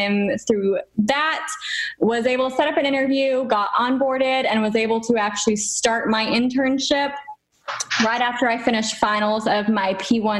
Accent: Texas, United States; moved away as an adult; also born or lived in Tennessee; now in Florida, United States; I was born and raised in Texas

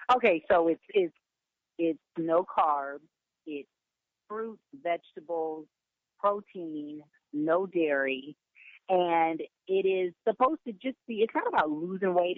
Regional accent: Pasadena, California, United States; also born or lived in Inglewood, California; I grew up in Pasadena, born in Inglewood, but grew up in Pasadena

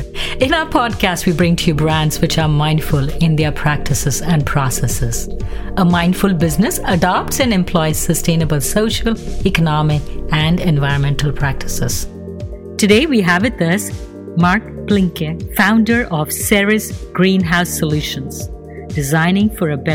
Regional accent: Mumbai, Maharashtra, India; I grew up in Mumbai, India

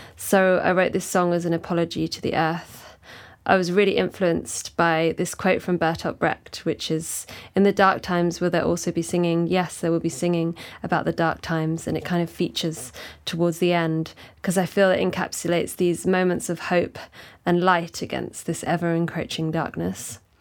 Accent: London, United Kingdom; I'm a songwriter from South East London.

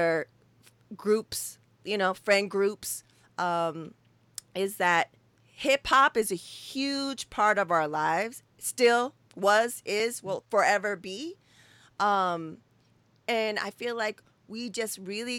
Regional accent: West Coast, United States; we're from the West Coast

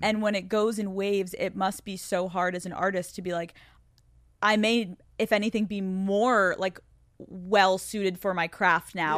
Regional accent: Pennsylvania, United States; I'm from Pennsylvania.

